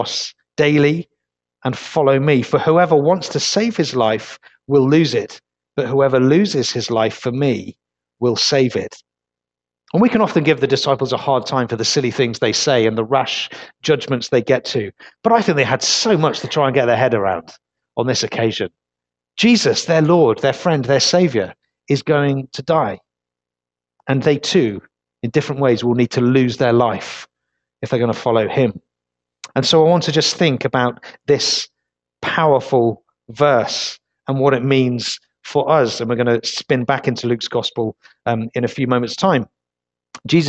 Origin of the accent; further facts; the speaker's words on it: Leicester, East Midlands, United Kingdom; now in Weymouth, United Kingdom; Originally, I'm not from Weymouth. I'm from Leicester